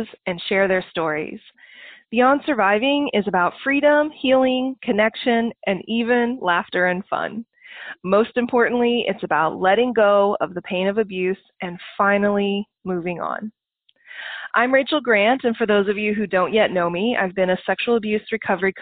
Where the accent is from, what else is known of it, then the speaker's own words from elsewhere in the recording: Oklahoma, United States; I'm from Oklahoma, so I love my country folks.